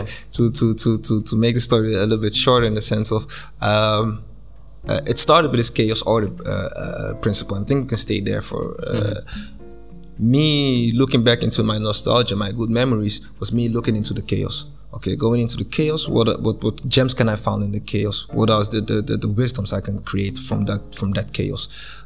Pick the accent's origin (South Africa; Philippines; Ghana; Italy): Ghana; moved away as an adult; also born or lived in Japan / Zambia; I'm from Ghana, and I moved to Zambia